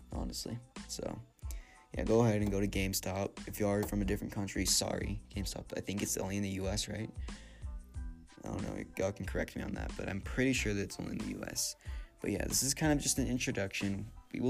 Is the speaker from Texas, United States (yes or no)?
yes; San Antonio, Texas, United States; now in Mexico City, Mexico; I'm from San Antonio